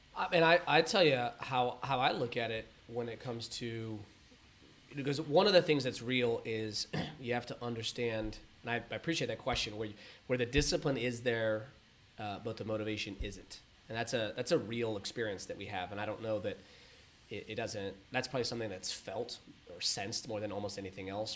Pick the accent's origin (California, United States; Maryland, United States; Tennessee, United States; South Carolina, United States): California, United States; San Diego and Los Angeles, Southern; grew up between San Diego and Los Angeles and, and all around